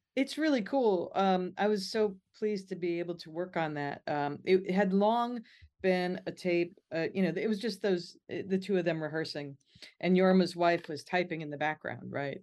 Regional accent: Midwest, United States; Growing up in the Midwest

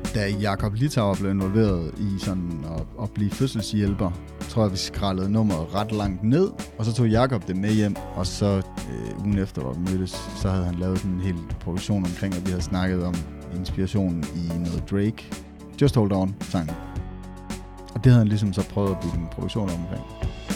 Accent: Esbjerg, Southern Denmark, Denmark; accent: Jutlandic; jeg taler sindssygt jysk, eller jeg taler, eller hold op, du er godt nok fra Esbjerg

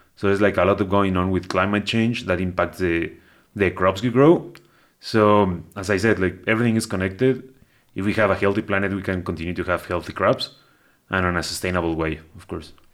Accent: Cuautitlán Izcalli, State of Mexico, Mexico; moved away; I was born in Mexico City and grew up in the, in, like, the metropolitan area, not Mexico City proper, but I grew up around there in a little town. Well, it's, it's been bigger right now, but it's, uh, Cuautitlán Izcalli, that's what it's called.

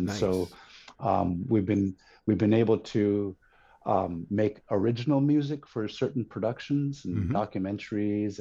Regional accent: Yukon-Kuskokwim Delta, Bethel, Alaska, United States; now in Anchorage, United States; I am born and raised in Alaska

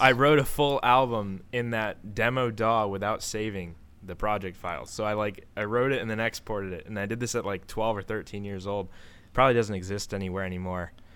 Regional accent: Maryland, United States; I'm from Maryland

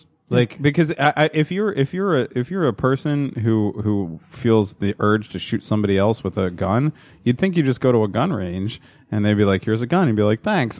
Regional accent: New Jersey, United States; accent: New Jersey; I know we talk very quickly. I'd say if there's a New Jersey accent, it's this.

